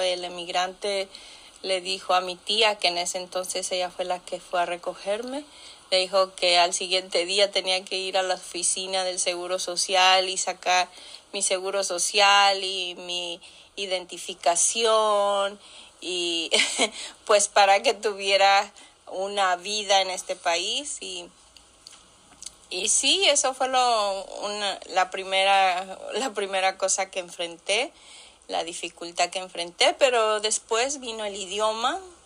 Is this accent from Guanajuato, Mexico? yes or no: yes; Irapuato, Guanajuato, Mexico; moved away as an adult; also born or lived in Los Angeles, California; now in United States; En México, en la ciudad de Irapuato, Guanajuato, viví hasta los 20 años. Allí cursé mi, mi primaria